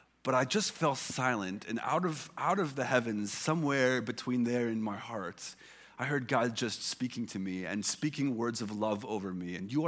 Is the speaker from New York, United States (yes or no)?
no; Illinois, United States; I grew up in Illinois.